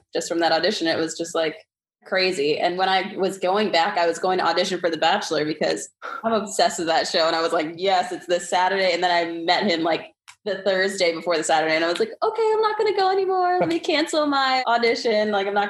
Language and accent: English; Staten Island, New York, United States; also born or lived in Philadelphia; I'm originally from Staten Island, New York, but my dad was in the military. So I moved around a bit. I went to school in Philly.